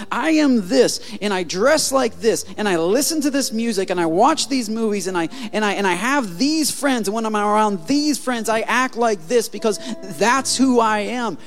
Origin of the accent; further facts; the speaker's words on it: Michigan, United States; I'm from Michigan